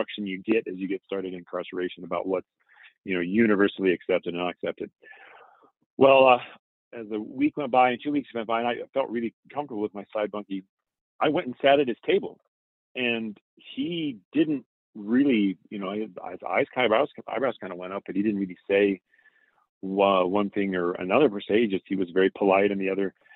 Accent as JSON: {"language": "English", "area": "Seattle area", "region": "Washington", "country": "United States", "tie": "born or raised there", "said": "I grew up in the Seattle area"}